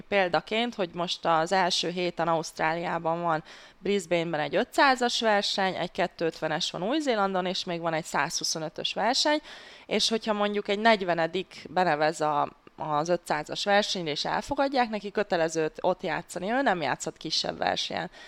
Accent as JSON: {"language": "Hungarian", "country": "Hungary", "said": "mivel magyar, magyarként"}